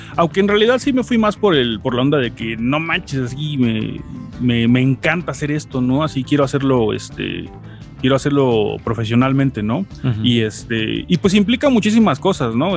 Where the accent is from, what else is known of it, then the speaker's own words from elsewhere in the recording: Veracruz, Mexico; now in Puebla, Mexico; aunque no soy de acá, soy de Veracruz